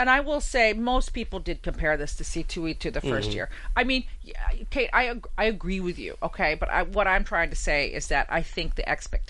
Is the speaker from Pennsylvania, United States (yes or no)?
no; New York, United States; I say that as a New Yorker